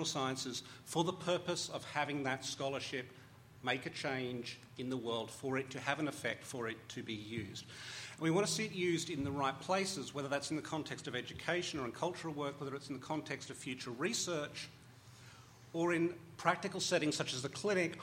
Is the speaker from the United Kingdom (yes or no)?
no; Australia; as an Australian